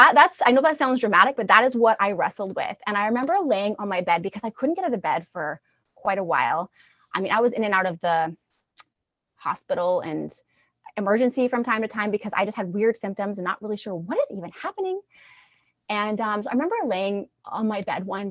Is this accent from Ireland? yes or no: no; Alberta, Canada; moved away as an adult; I'm originally from Alberta